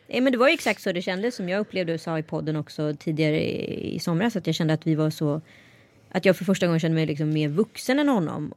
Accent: Strömstad, Västra Götaland, Sweden; att jag var en bra neger i Strömstad

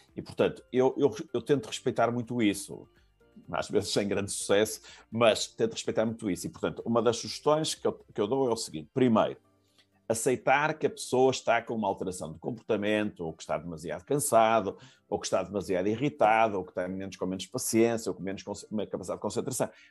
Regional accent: Porto, Norte, Portugal; eu sou do Porto

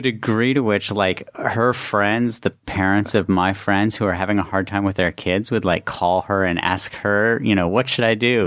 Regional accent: West Virginia, United States; moved away as an adult; also born or lived in Baltimore; I grew up in West Virginia

